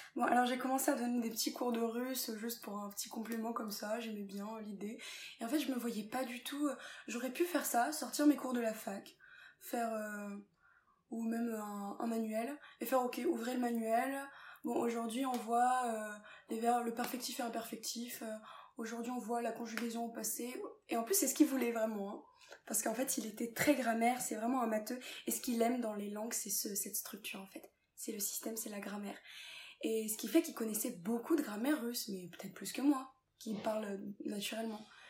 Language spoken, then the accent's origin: French; France; also born or lived in England; je suis française, je suis française